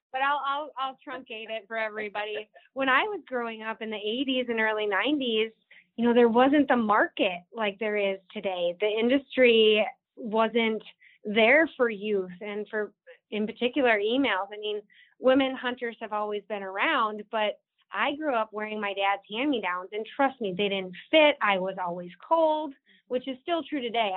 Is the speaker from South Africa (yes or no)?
no; Watertown, South Dakota, United States; I'm born and raised South Dakotan. I grew up in Watertown, which is in the northeast corner of the state